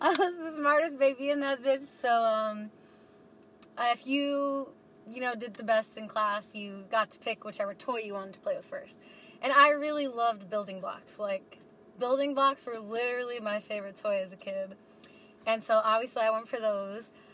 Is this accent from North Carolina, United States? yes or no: no; New York City, New York, United States; moved away as an adult; now in Boise, United States; I was born and raised in New York City